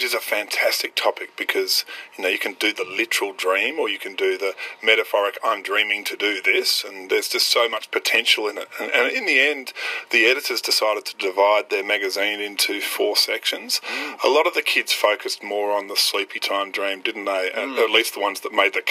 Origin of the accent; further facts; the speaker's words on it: Australia; as an Australian author